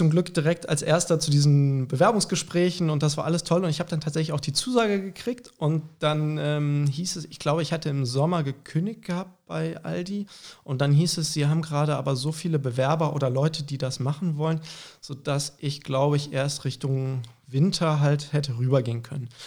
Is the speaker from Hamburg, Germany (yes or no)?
yes; Hamburg, Germany; born there; Genau, also wir sind in Hamburg geboren, meine Eltern kommen eigentlich beide aus der Pfalz, fanden aber Hamburg immer total attraktiv, einfach als Stadt.